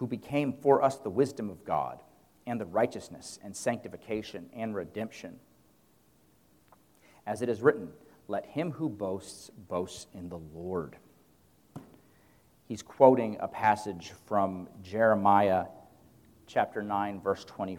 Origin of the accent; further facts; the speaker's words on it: United States; as American men